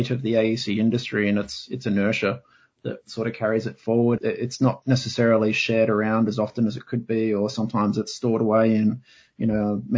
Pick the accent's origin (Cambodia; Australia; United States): Australia; Adelaide, South Australia; moved away as an adult; now in Sydney, Australia; my hometown of Adelaide in South Australia